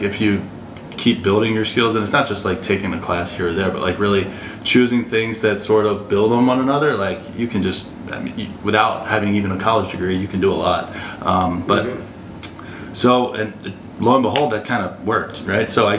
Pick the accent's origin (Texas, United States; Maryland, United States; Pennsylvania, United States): Maryland, United States; Baltimore; moved away as an adult; also born or lived in Alabama; I'm from the Baltimore area, like she mentioned, I'm from the East Coast.